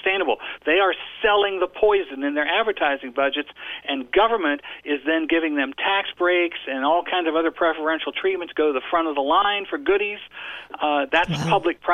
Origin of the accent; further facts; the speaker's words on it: Ohio, United States; my hometown in Ohio has a square around in the center of town